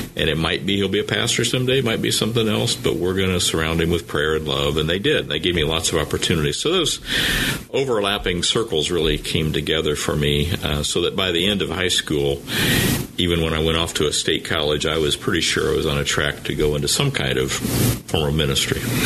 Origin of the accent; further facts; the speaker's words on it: Anderson, Indiana, United States; moved away; I grew up in Anderson, Indiana